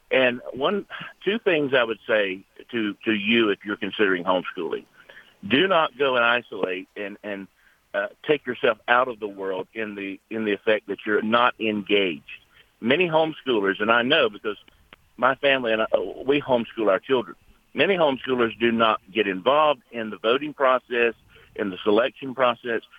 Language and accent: English; North Carolina, United States; I'm an American, and I cannot uh, imagine what my children are going to face